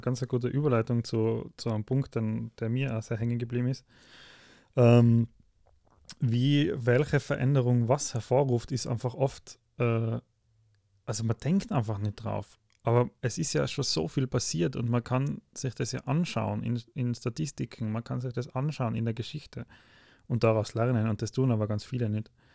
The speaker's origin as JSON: {"language": "German", "country": "Austria", "said": "bei uns in Österreich"}